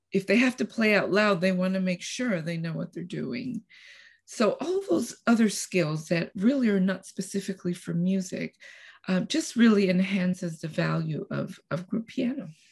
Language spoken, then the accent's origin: English; Costa Rica; now in Texas, United States; I'm originally from Costa Rica, and I moved to United States, Texas, uh, about thirty-five years ago.